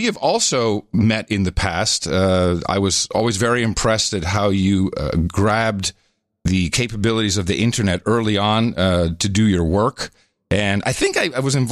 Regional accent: Netherlands; growing up in the Netherlands myself

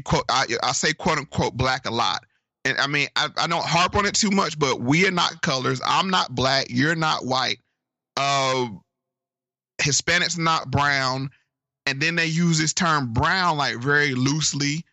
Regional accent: Virginia, United States; my home state of Virginia

